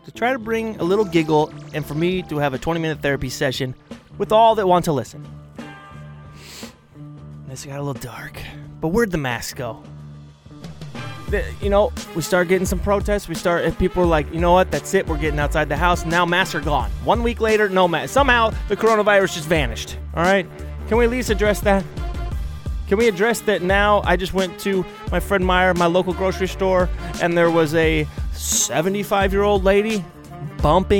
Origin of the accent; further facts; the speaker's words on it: Portland, Oregon, United States; we're from Portland